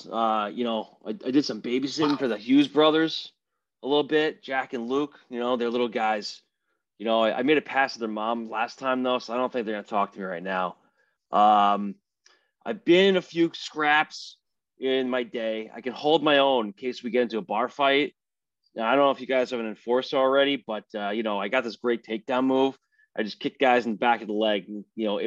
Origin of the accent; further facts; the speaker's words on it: Toronto, Ontario, Canada; moved away; I am from Toronto